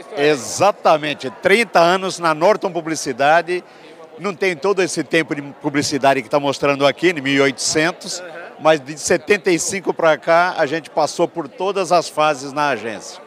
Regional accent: Ribeirão Preto, São Paulo, Brazil; now in São Paulo, Brazil; Eu sou do de Ribeirão Preto, ah, tá. mas moro aqui em São Paulo amanhã desde tempo.

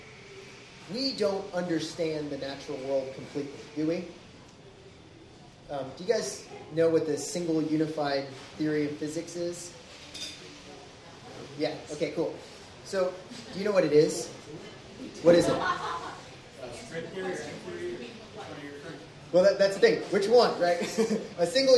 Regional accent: the South, United States; I grew up in the South.

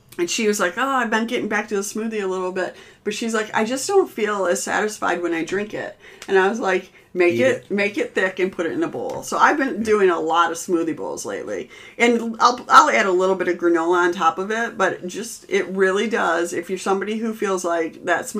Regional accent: Midwest, United States; we're from the Midwest.

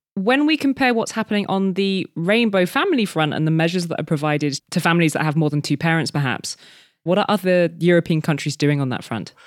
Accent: Paris, Île-de-France, France; moved away; my hometown of Paris.

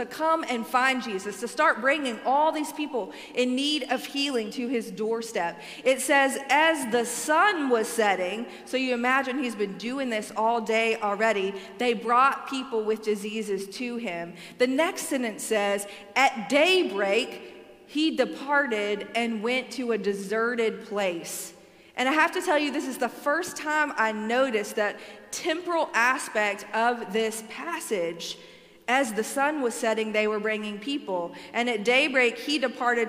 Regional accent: Alabama, United States; I am from Alabama

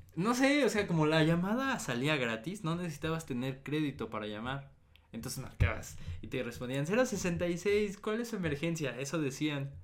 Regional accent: State of Mexico, Mexico; yo soy del Estado de México

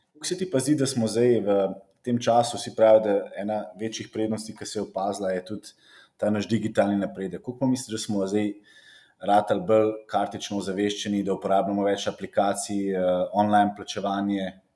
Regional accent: Slovenia; smo Slovenci

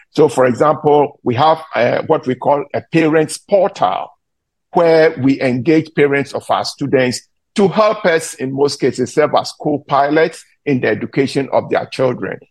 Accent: Ghana; moved away as an adult; now in United States; I was born in Ghana. I came to the US after I got my baccalaureate degree in Ghana to do my graduate studies

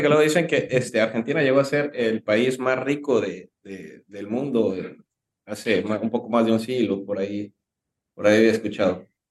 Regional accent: Mexico; nuestro país, eh, México

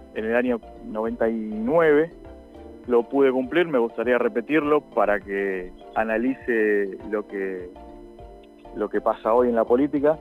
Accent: Castelar, Buenos Aires Province, Argentina; yo soy de acá de Castelar

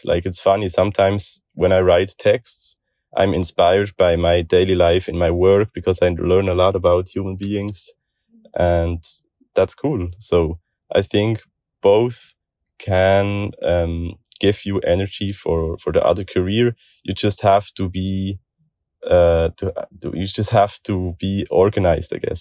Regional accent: Switzerland; I'm from Switzerland, twenty-five years old

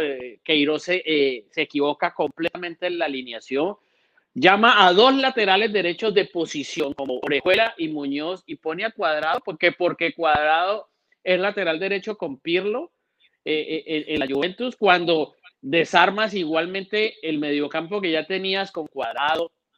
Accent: Colombia; yo lo voy a decir como colombiano

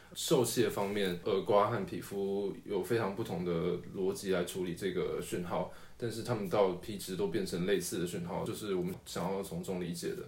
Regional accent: Tainan, Taiwan; 接近台南县，所以我应该是在台南县出生的吧，印象中是

